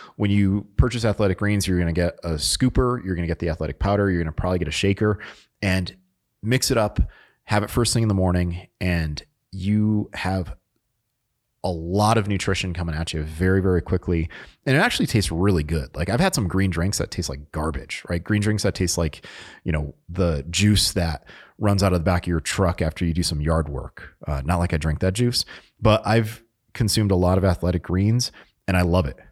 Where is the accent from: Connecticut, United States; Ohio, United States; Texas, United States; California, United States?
Connecticut, United States; moved away as an adult; also born or lived in Utah; now in North Carolina, United States; I grew up in Connecticut